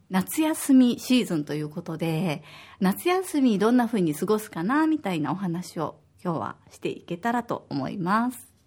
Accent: Osaka, Japan; moved away as an adult; now in Okinawa, Japan; 私は大阪出身で小学5年生と3年生の2人の子育て真っ最中です

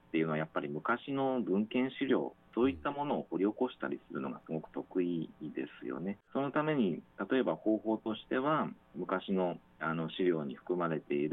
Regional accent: Yokohama, Kanagawa, Japan; moved away as an adult; now in Okinawa, Japan; 出身は横浜なんですけれども、

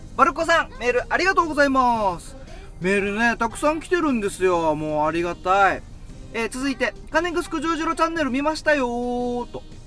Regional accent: Haebaru, Okinawa, Japan; ハエバル出身ですってすぐ言って

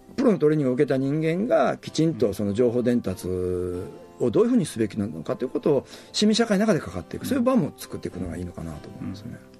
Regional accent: Kobe, Hyogo, Japan; moved away as an adult; now in Okinawa, Japan; 神戸とか関西の出身なんで、ものすごくこの中身のこういう密の濃いラジオ文化で育った

